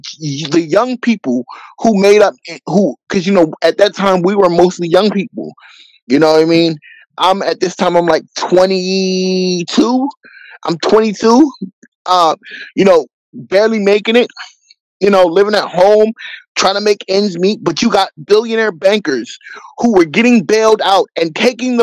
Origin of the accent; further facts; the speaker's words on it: Philadelphia, Pennsylvania, United States; also born or lived in New England; I came back to my hometown of Philadelphia, Pennsylvania